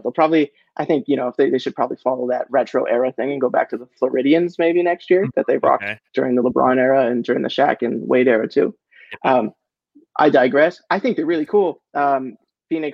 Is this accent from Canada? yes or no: yes; Canada; as a Canadian